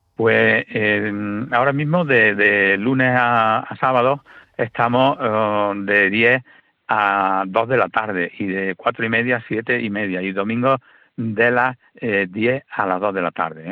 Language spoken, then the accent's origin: Spanish; Rute, Andalusia, Spain; yo soy de Rute, mi señora es de Cueva de San Marcos, y, bueno, yo empecé con la historia de mi pueblo